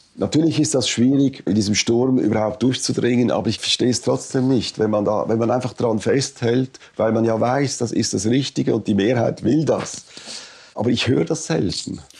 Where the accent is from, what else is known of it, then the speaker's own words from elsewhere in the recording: Switzerland; als Schweizer